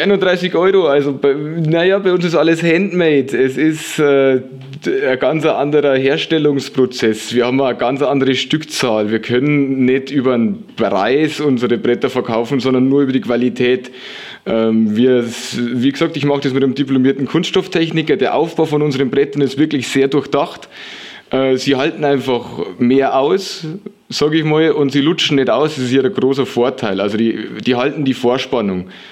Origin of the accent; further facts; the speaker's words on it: Lower Bavaria, Germany; moved away as an adult; now in Würzburg, Germany; aus meinem Heimatort in Niederbayern, aus Anstorf